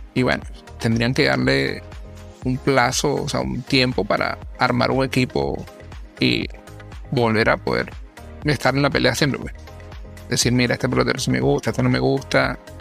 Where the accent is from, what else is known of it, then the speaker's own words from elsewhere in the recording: Venezuela; now in Orlando, United States; como venezolano